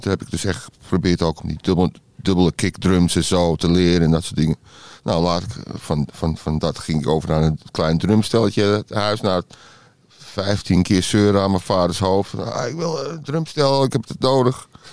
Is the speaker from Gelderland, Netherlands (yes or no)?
no; Amsterdam, North Holland, Netherlands; accent: Amsterdam; moved away as an adult; also born or lived in Detroit, United States; now in Georgia, United States; En ik was in Amsterdam-Zuid altijd met mijn ouders. we woonden op de Churchlaan en in de Scheldestraat, die buurt. Mijn vader was advocaat. Dus ja, daar ben ik opgegroeid